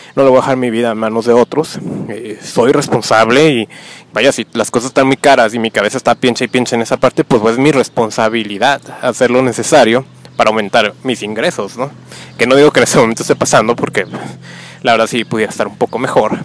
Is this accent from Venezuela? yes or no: no; Tijuana, Baja California, Mexico; yo que vengo de Tijuana, que se habla que es una ciudad muy, violenta